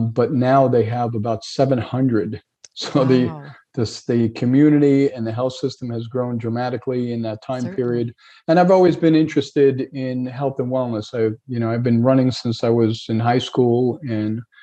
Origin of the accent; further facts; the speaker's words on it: New York, United States; moved away as an adult; also born or lived in Hauppauge, New York; now in Fort Myers, United States; I grew up in New York.